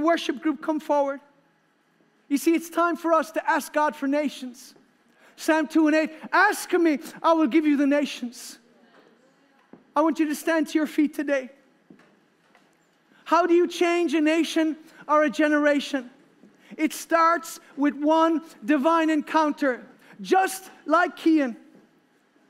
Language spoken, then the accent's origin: English; Ireland